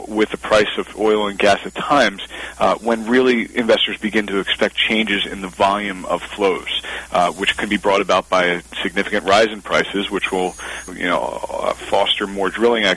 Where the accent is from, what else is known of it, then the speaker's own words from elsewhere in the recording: Pennsylvania, United States; My home state of Pennsylvania, where I was born and raised